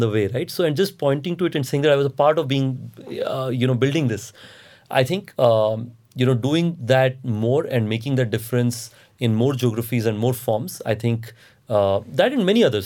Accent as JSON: {"language": "English", "region": "Andhra Pradesh–Odisha border", "country": "India", "tie": "born or raised there", "moved": "yes", "said": "I grew up in Andhra, Odisha border"}